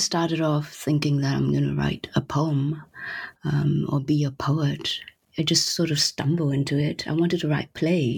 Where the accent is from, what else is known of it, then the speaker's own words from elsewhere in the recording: Singapore; also born or lived in United States / New York; now in Paris, France; I was born in Singapore, and I lived in United States, and then I lived for the rest of my adult life after New York in Paris